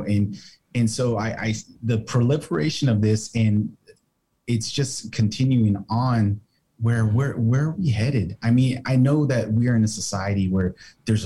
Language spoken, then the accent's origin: English; United States; being Mexican American